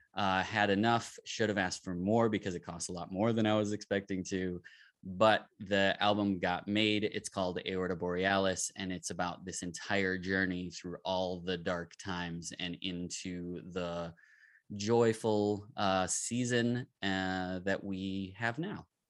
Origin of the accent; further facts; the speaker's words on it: Minneapolis, Minnesota, United States; I'm from Minneapolis, Minnesota